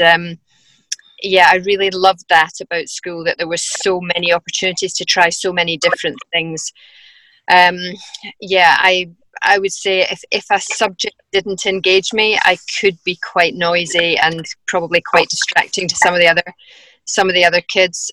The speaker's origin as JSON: {"language": "English", "town": "Dunblane", "region": "Scotland", "country": "United Kingdom", "tie": "born or raised there", "also_born_or_lived": "Glasgow", "said": "We moved from Glasgow back to Dunblane to be a bit closer to my parents"}